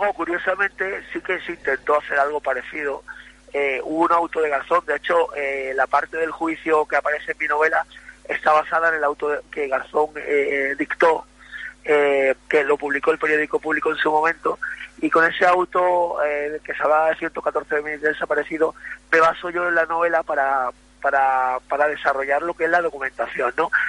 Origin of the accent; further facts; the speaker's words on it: Ceuta, Spain; moved away; por fin volveré a mi tierra